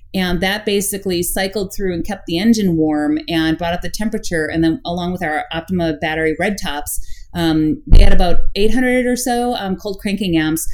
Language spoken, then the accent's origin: English; Midwest, United States; we're from the Midwest and we're used to very cold temperatures in the Midwest during the wintertime